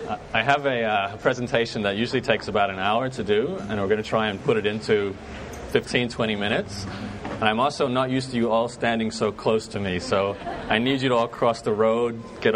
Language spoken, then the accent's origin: English; Brisbane, Queensland, Australia; accent: Canadian; Actually got Canadian background, but I'm born and raised in Brisbane, so this is my hood.